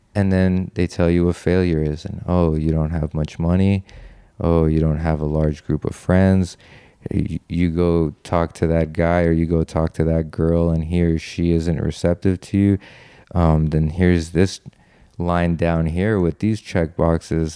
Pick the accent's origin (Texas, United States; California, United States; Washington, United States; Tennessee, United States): California, United States; Los Angeles; I'm from Los Angeles